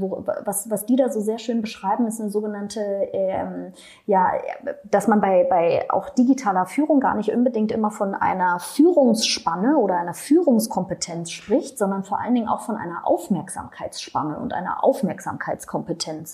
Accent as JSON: {"language": "German", "region": "Berlin", "country": "Germany", "said": "ich komme aus Berlin"}